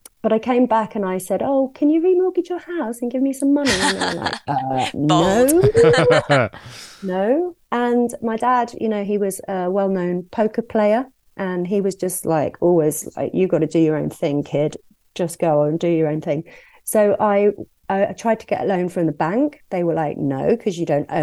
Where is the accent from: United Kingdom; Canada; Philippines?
United Kingdom; Worcestershire and Wolverhampton, West Midlands; moved away as an adult; also born or lived in Birmingham / Hong Kong / Brighton; I grew up in Worcestershire and Wolverhampton, lived in Birmingham